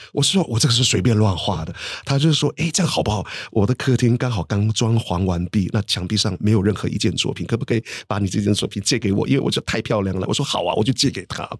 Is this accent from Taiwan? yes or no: yes; Matailin tribe, near Ruisui, Hualien County, Taiwan; now in United Kingdom; 花莲靠近瑞穗的地方，马泰林部落